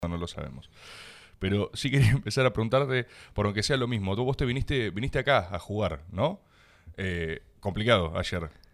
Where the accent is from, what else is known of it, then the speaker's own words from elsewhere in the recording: Buenos Aires, Argentina; como, como porteño